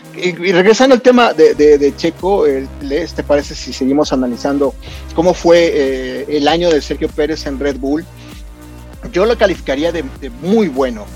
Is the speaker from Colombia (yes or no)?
no; Mexico; nosotros los mexicanos